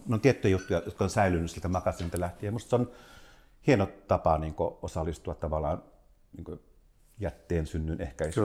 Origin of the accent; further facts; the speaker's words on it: South Ostrobothnia, Finland; mä oon Etelä-Pohjanmaalta yrittäjäperheestä